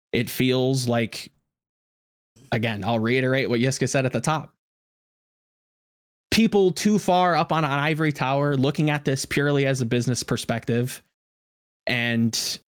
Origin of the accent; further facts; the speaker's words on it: Atlanta, Georgia, United States; I'm from Atlanta, so, you know, I got to, you know, support the Atlanta FaZe and Call of Duty and the Reign and whatnot.